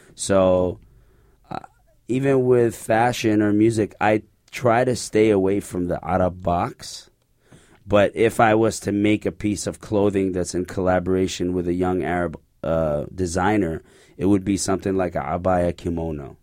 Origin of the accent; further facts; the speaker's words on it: Canada; Growing up in Canada